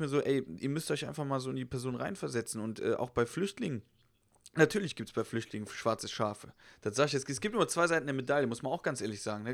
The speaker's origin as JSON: {"language": "German", "country": "Germany", "said": "klar, bin ich Deutscher"}